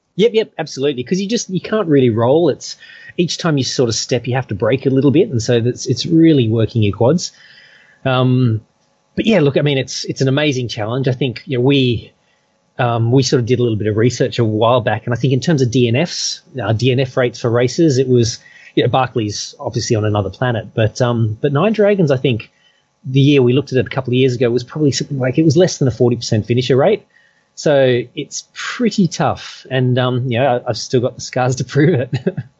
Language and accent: English; Perth, Western Australia, Australia; moved away as an adult; now in Hong Kong; I came from Perth